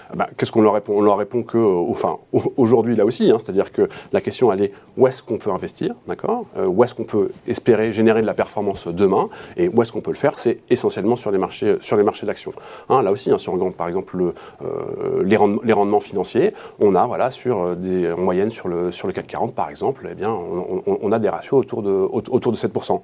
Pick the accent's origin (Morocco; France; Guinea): France; chez nous, en France